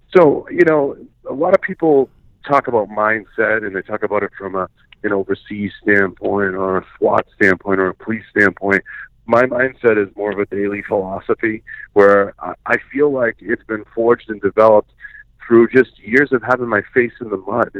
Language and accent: English; Boston, Massachusetts, United States; moved away as an adult; now in Montana, United States; I grew up in Boston, you know, my whole life.